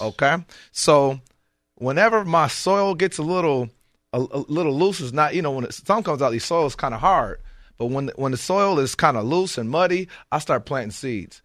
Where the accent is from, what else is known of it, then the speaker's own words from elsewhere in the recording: Michigan, United States; I grew up in Michigan.